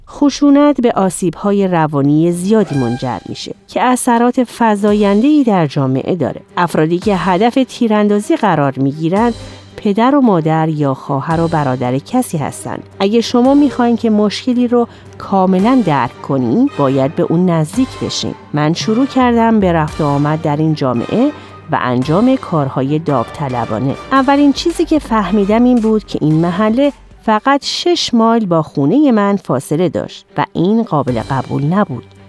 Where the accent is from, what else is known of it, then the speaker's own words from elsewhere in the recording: Chicago, Illinois, United States; من در شیکاگو بزرگ شدم